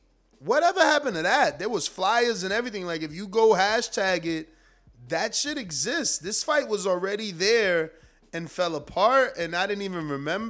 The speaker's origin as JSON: {"language": "English", "town": "Newark", "region": "New Jersey", "country": "United States", "tie": "born or raised there", "also_born_or_lived": "Long Island", "said": "I'm born and raised in Newark, New Jersey"}